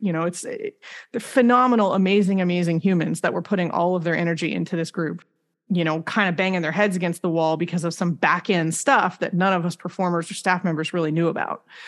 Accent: Rancho Cucamonga, California, United States; I grew up in Rancho Cucamonga

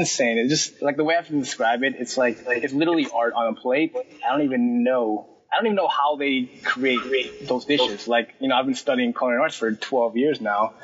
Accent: Minnesota, United States; moved away; also born or lived in Florida; I'm originally from Minnesota

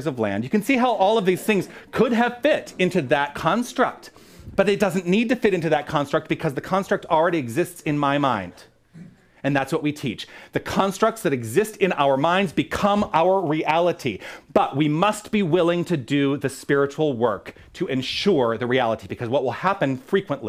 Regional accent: Tucson, Arizona, United States; moved away as an adult; move back to Tucson, my hometown

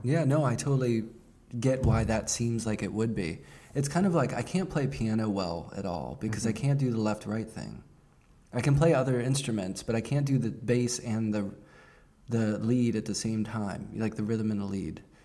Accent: Pittsburgh, Pennsylvania, United States; growing up in Pittsburgh

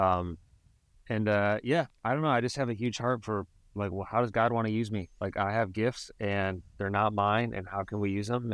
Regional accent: Cleveland, Ohio, United States; moved away; I'm originally from Cleveland

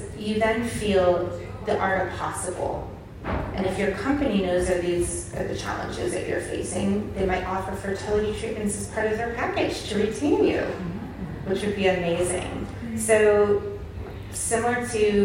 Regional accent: United States; now in United Kingdom; I'm American

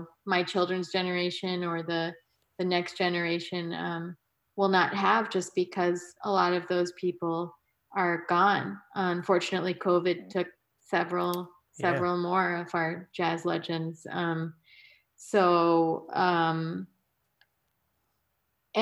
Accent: New York, United States; growing up in New York

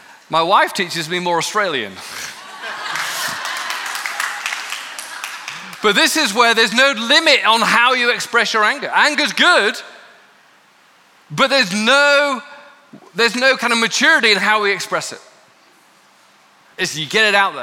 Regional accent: United Kingdom; I'm from Britain where we master no anger

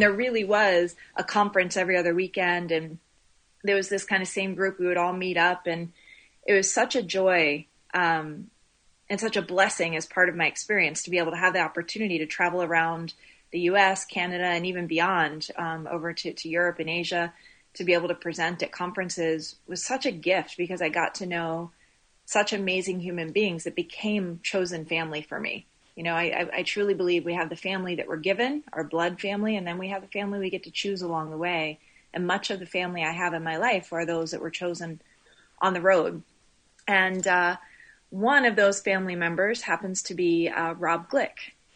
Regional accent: Laurel, Maryland, United States; also born or lived in Baltimore, Maryland / Midwest; now in Aliso Viejo, United States; raised just north of the D.C. area in Maryland.

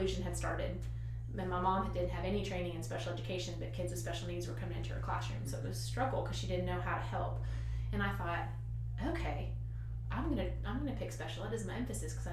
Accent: Kentucky, United States; I grew up in Kentucky and in a smaller, I guess, town

